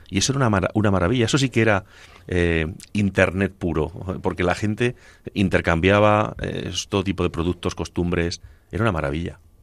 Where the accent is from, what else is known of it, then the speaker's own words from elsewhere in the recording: Agudo, Castilla-La Mancha, Spain; cuando era niño, en mi tierra, allí en Ciudad Real, en Agudo